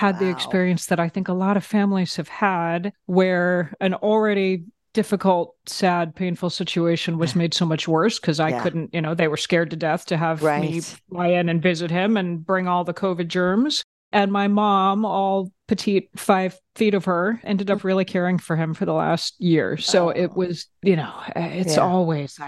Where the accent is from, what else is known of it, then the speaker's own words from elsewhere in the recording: Georgia, United States; moved away as an adult; also born or lived in Germany / Bavaria; now in Washington, D.C., United States; We moved to Georgia when I was 4. And I had just, you know, a lovely, idyllic childhood, grew up there